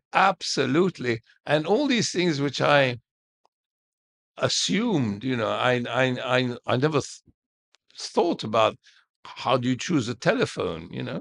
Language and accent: English; Cairo, Cairo Governorate, Egypt; I was born in Heliopolis in, in our house.